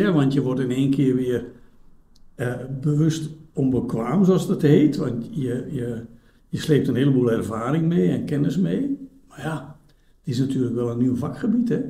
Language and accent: Dutch; Drenthe, Netherlands; now in Belgium; ik ben geboren in Noord-Nederland. Eh, in, in, Drenthe zelfs